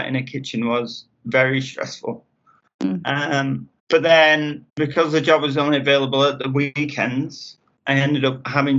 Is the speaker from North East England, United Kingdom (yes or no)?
no; Sheffield, Yorkshire and the Humber, United Kingdom; moved away as an adult; also born or lived in Wales; now in Mexico; in Wales with my mother. But I'm from Sheffield.